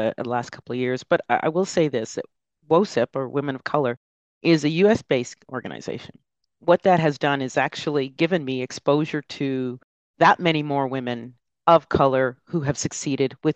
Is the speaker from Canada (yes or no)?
yes; Canada; especially as Canadians